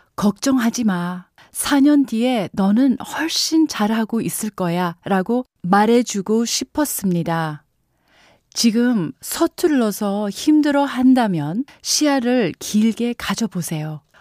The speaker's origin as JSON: {"language": "Korean", "country": "Canada", "tie": "born or raised there", "moved": "yes", "lives_now": "South Korea", "said": "저는 캐나다에서 학교를 다녔습니다. 학교에서 제가 유일한 한국인이었는데요."}